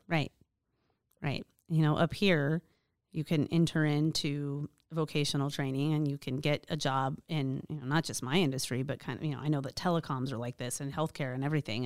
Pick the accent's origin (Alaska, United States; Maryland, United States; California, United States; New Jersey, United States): Alaska, United States; I was born and raised in Alaska